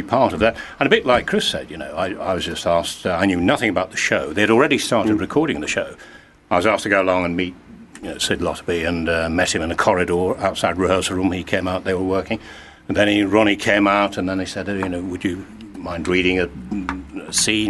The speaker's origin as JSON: {"language": "English", "town": "Glasgow", "region": "Scotland", "country": "United Kingdom", "tie": "born or raised there", "said": "I was born in Glasgow, yes. Oh, and okay, so we left there when I was a kid, went back."}